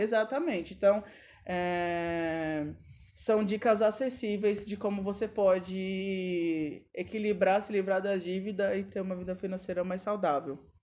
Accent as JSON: {"language": "Portuguese", "region": "São Paulo", "country": "Brazil", "said": "a gente é paulistano"}